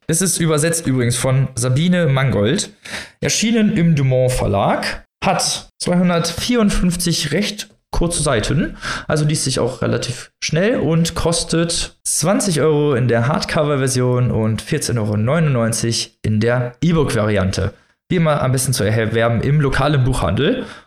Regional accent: North Rhine-Westphalia, Germany; hier, wo ich herkomme, äh, aus Nordrhein-Westfalen

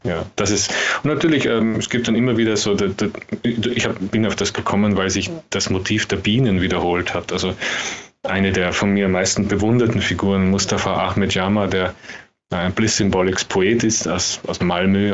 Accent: Austria; als Österreicher

